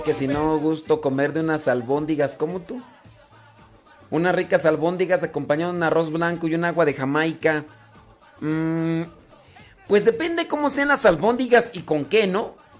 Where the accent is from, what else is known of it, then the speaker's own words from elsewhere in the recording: Los Órganos, Guanajuato, Mexico; Mi rancho se llama Los Órganos, Guanajuato